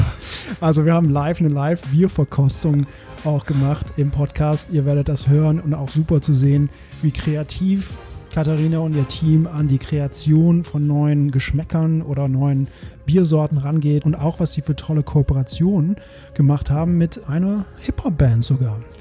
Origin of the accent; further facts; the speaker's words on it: Belgium; moved away; ich komme ja aus Belgien, da kennen wir ja auch Bier